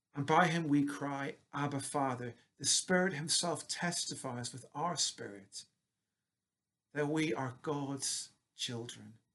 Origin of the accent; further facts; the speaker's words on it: Northern Ireland, United Kingdom; moved away as an adult; it's almost 30 years since I moved away from Northern Ireland and my roots